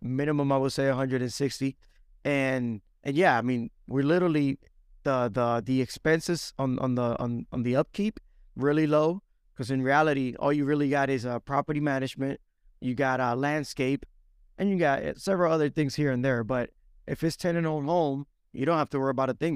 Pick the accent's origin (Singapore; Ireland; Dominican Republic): Dominican Republic; now in Alabama, United States; I was born and raised in Dominican Republic, moved to the States back in oh three